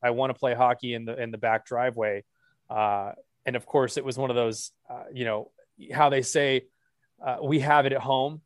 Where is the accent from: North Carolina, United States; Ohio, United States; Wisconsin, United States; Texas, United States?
Texas, United States; Dallas; also born or lived in Texarkana, Texas; born and raised in Dallas. Well, sorry, I was born in Texarkana. Uh, the split, this, I always have to clarify too, I was born in the Texas part of Texarkana